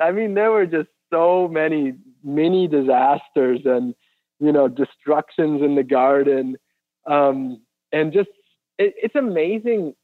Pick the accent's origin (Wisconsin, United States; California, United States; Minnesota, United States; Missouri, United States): Wisconsin, United States; moved away; also born or lived in Florida; I grew up in Wisconsin